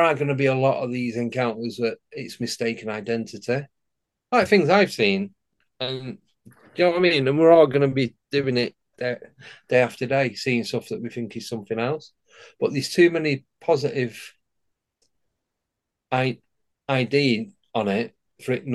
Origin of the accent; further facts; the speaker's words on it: Manchester, North West England, United Kingdom; when I was growing up in Manchester back in the early 80s